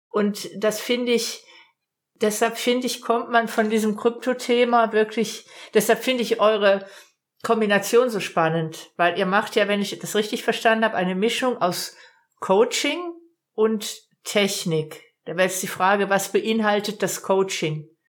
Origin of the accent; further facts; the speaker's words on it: Baden-Württemberg, Germany; Ich komme aus Baden-Württemberg. Ich, ich wohne im, im nördlichen Umfeld vom Großraum